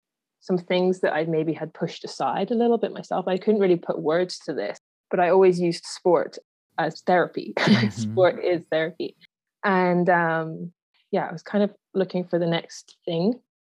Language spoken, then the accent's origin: English; Yorkshire and the Humber, United Kingdom; also born or lived in Aberdeen, Scotland; now in Canada; I was born in Aberdeen in Scotland and then moved down to Yorkshire in Northern England when I was 7 years old. But then my dad still lived in Scotland. So I really did kind of grow up moving between the two places